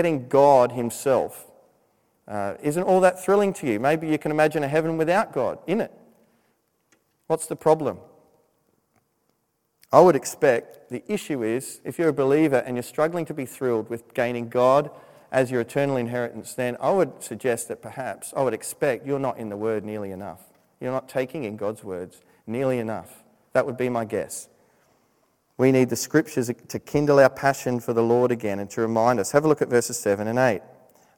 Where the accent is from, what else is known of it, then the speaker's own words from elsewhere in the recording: Australia; moved away as an adult; when I was living in Australia